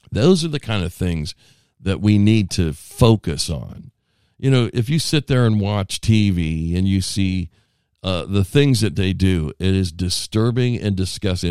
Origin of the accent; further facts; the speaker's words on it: United States; I'm an American